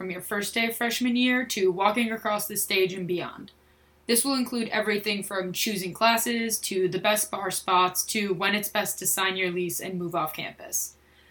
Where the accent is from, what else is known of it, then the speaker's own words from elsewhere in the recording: Sarasota, Florida, United States; now in Philadelphia, United States; I'm originally from Sarasota, Florida, but I currently live in Philadelphia